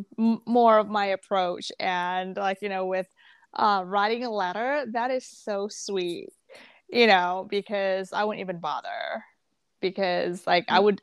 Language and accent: English; Jakarta, Indonesia; also born or lived in Malaysia / Singapore / Bangkok, Thailand; now in West Hartford, United States; So I grew up in Indonesia, in Jakarta